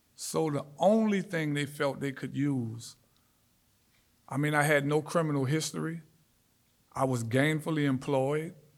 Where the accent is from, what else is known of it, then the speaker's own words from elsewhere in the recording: New Orleans, Louisiana, United States; I grew up in New Orleans, born and raised